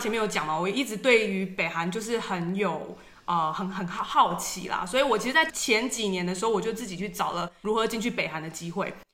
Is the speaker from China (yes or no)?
no; Taiwan; 在我们台湾人来看